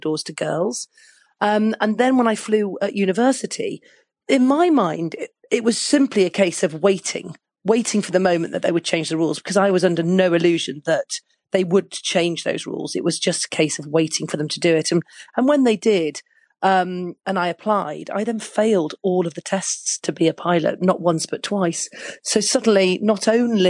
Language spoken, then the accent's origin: English; Manchester, North West England, United Kingdom; I was growing up in Manchester in the UK